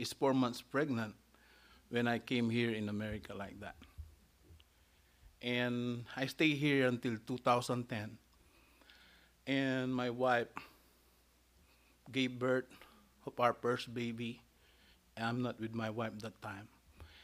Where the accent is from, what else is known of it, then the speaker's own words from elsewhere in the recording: Philippines; I was born in the Philippines